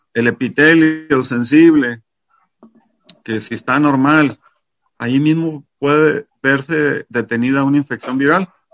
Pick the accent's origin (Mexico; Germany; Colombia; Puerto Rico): Mexico; yo soy mexicano